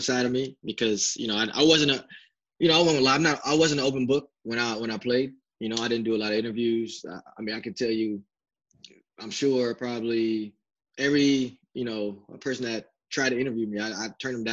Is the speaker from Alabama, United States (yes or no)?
no; Fort Wayne, Indiana, United States; my hometown, my backyard